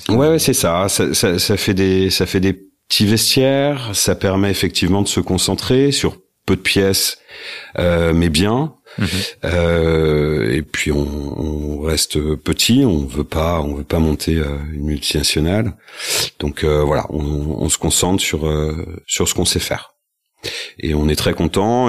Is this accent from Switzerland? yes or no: no; Rennes, Brittany, France; moved away; also born or lived in Paris; j'ai passé 20 ans à, à Paris. Je suis rennais d'origine et je suis revenu il y a trois ans trois ans à Rennes